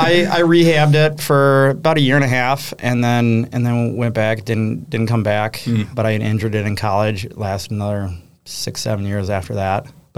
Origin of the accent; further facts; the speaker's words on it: Fort Collins, Colorado, United States; also born or lived in Minneapolis / Iowa; now in Door County, United States; I'm from Colorado originally. Okay. I'm from Fort Collins. Up north a little bit.